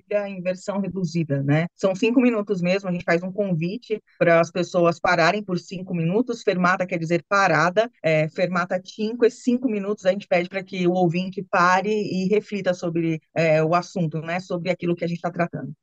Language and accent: Portuguese; Brazil; now in Italy; no nosso Brasil